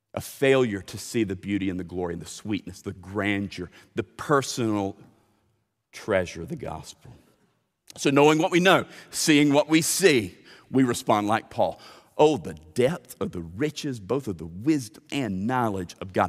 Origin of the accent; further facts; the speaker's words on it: Lithia Springs, Central Florida, United States; I grew up swimming in Lithia Springs